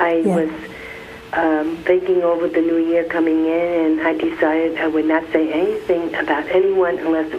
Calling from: Florida, United States; I'm from Florida.

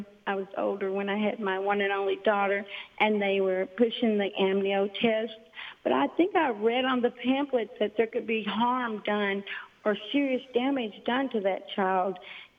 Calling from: Branson, Missouri, United States; I'm just outside of Branson, Missouri.

